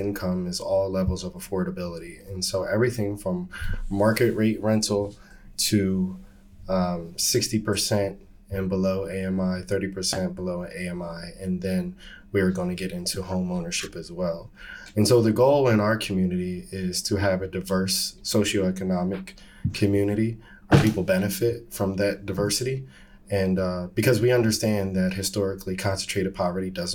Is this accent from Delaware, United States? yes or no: yes; Wilmington, Delaware, United States; I grew up in West Center City of Wilmington, Delaware